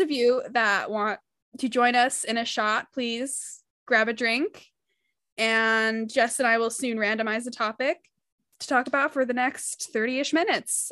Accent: Utah, United States; I grew up in Utah

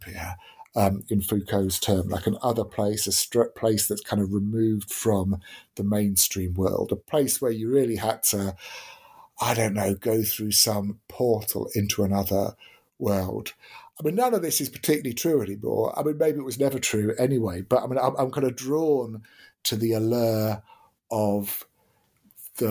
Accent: Deal, South East England, United Kingdom; growing up in Deal in Kent

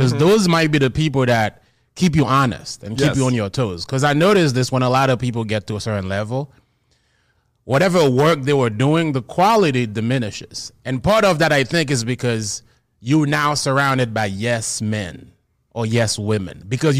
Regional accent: Gonaïves, Artibonite, Haiti; I grew up in Haiti, in Gonaïves, Haiti, which is a town, the fourth largest town in Haiti.

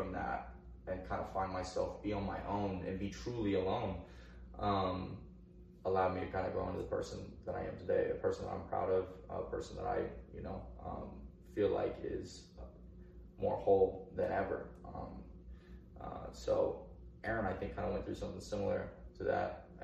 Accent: Oak Grove, Missouri, United States; also born or lived in Blue Springs, Missouri; the school where we met and where we grew up.

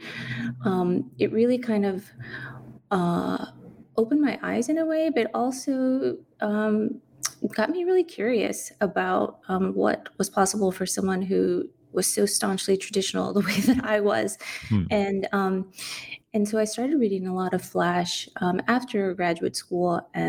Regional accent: San Antonio, Texas, United States; Growing up in San Antonio, I never saw San Antonio in anything literary, in any books, in any essays.

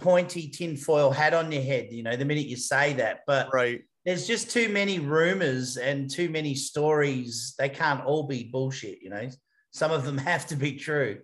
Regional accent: Adelaide, South Australia, Australia; moved away; I'm originally from Adelaide in South Australia

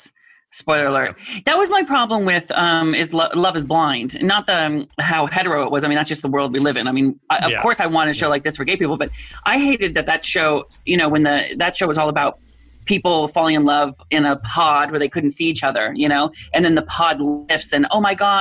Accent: Washington, United States; now in Southern California, United States; I grew up in Washington State, so we know rain

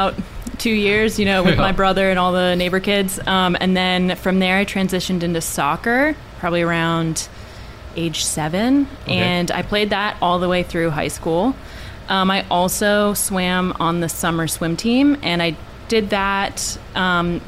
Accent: Hughesville, Pennsylvania, United States; now in Hawaii, United States; I'm from northeast central Pennsylvania, so a little town called Hughesville

